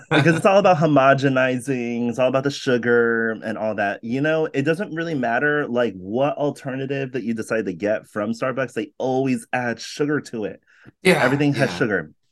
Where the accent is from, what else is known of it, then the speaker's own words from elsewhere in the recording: California, United States; You know, I'm very Californian.